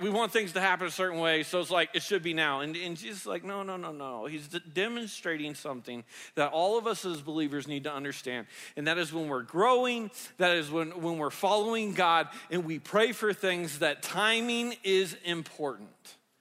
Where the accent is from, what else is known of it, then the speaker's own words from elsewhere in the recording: the South, United States; I grew up in the South